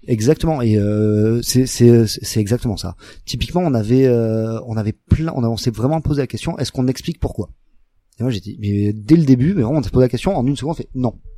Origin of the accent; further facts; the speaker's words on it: France; nous en tant en tant que français